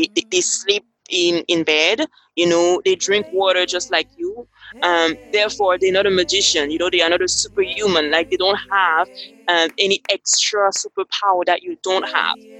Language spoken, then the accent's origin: English; Cameroon; now in Dominica; I am from Cameroon, that is West Africa, and currently I'm located in Dominica